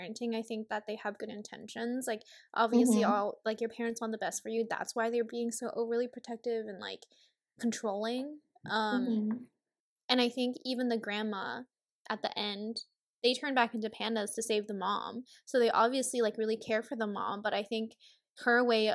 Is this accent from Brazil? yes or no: no; Hong Kong; now in United States; we grew up more so in Hong Kong